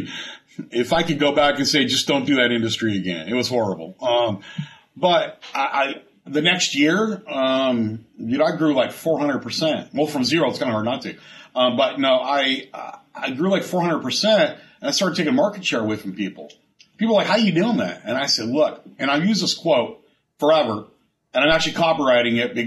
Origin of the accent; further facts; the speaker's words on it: San Diego, California, United States; moved away as an adult; now in O'Fallon, United States; I'm from San Diego